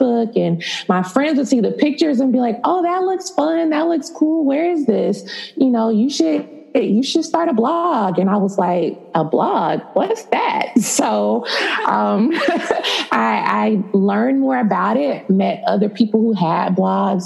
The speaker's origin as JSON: {"language": "English", "country": "United States", "tie": "born or raised there", "also_born_or_lived": "Dallas, Texas / Tampa, Florida", "said": "I'm from Dallas and then from Tampa. So I grew up really half and half in both"}